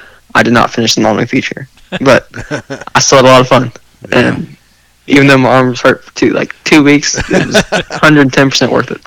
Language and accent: English; Ohio, United States; now in Kentucky, United States; I was born in Ohio